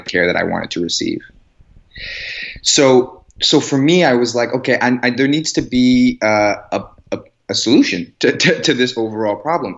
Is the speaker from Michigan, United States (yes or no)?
no; Chicago, Illinois, United States; moved away as an adult; now in Los Angeles, United States; I'm from the Chicago area